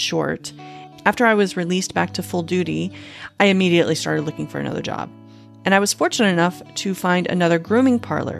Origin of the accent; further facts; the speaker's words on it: Panama City, Florida, United States; moved away as an adult; also born or lived in Phoenix, Arizona; my hometown of Panama City, Florida